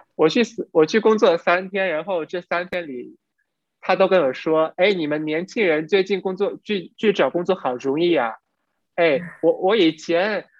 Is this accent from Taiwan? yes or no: no; Vietnam; Chinese is a second language; 我们都是越南人